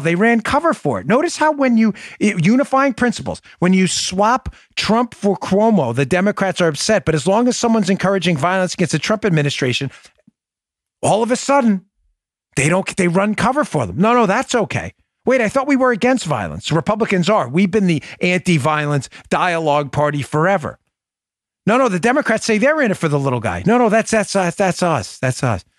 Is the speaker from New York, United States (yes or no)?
yes; New York City, New York, United States; growing up in Glendale, Queens